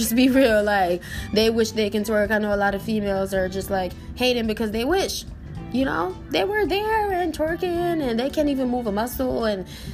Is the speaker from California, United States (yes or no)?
no; New York, United States; growing up in New York, we're so used to the snow